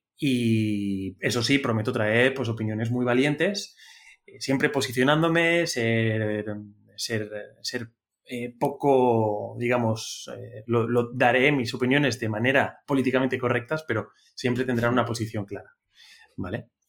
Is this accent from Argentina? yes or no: no; Spain; somos, somos los tres españoles